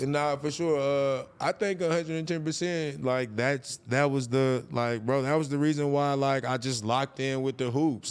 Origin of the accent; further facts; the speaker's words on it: North Carolina, United States; moved away as an adult; now in California, United States; I moved to California from, I'm from North Carolina